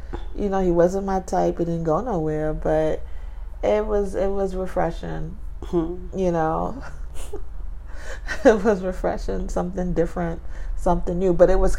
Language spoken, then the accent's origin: English; New York City, New York, United States; I'm from Brooklyn.